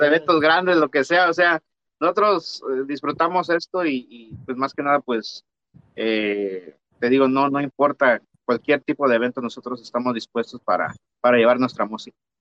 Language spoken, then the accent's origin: Spanish; San Luis Potosí, Mexico; now in United States; yo soy de San Luis Potosí también